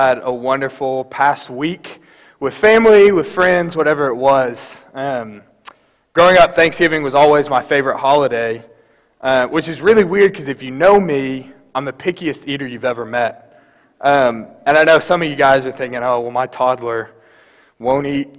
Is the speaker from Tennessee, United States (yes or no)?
yes; Fayetteville, Tennessee, United States; moved away as an adult; also born or lived in Dallas, Texas; I grew up in Fayetteville, Tennessee, about 2 hours west